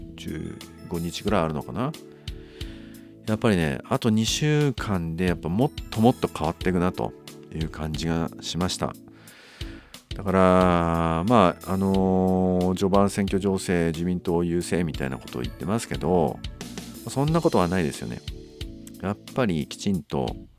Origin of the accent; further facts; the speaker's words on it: Nanto, Toyama, Japan; 私のその生まれた稲美町と旧稲美町